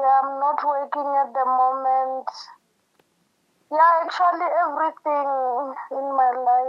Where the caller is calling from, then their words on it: Johannesburg, Gauteng, South Africa; I'm calling from Cosmo City.